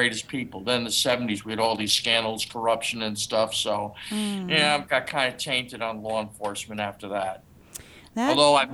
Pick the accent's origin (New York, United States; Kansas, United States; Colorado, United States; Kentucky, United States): New York, United States; New York City; moved away; I grew up in New York City